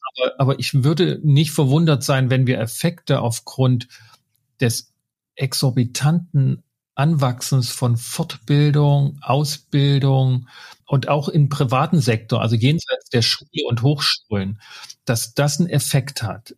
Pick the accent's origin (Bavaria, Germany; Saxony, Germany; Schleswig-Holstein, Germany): Saxony, Germany; ich komme aus Sachsen